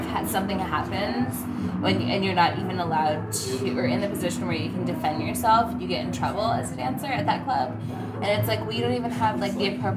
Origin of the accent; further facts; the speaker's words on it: San Diego, California, United States; moved away as an adult; now in Portland, United States; I recently visited my hometown a week ago, and I was actually overwhelmed for 2 days with the energy of how fast it was down there